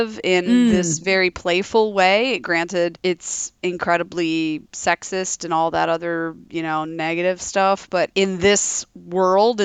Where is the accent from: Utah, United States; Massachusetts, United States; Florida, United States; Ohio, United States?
Ohio, United States; Toledo; So I was born in Toledo, Ohio.